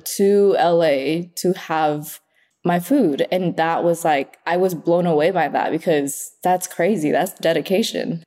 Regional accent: Oxnard, California, United States; also born or lived in Vietnam; now in Los Angeles, United States; I grew up in Oxnard

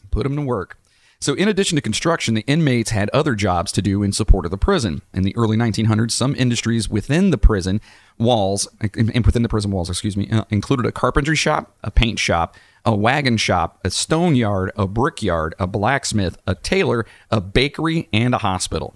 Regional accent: West Virginia, United States; moved away; I am from West Virginia

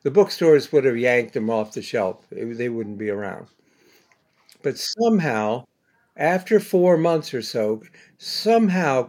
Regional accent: Bexley, Ohio, United States; now in New York, United States; I grew up in Bexley

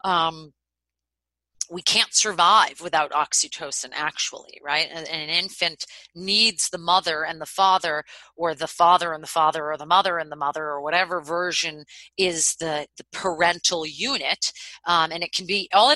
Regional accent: Boston, Massachusetts, United States; moved away; I'm from Boston

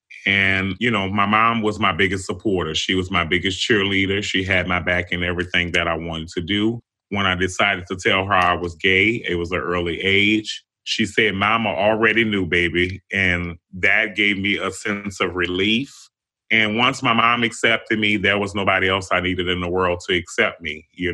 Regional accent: New Orleans, Louisiana, United States; So I grew up in New Orleans on Josephine Street. And, you know, it was a fun place for me growing up here in the city

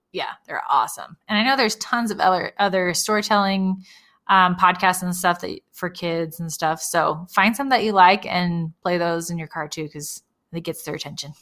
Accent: California, United States; I grew up in California

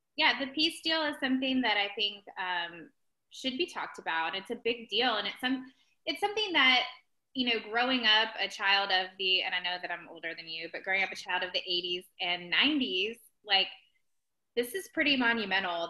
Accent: Ohio, United States; moved away; I am originally from Ohio

